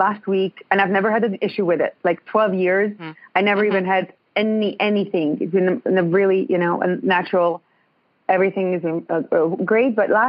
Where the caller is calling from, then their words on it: Ontario, Canada; I'm in Ontario.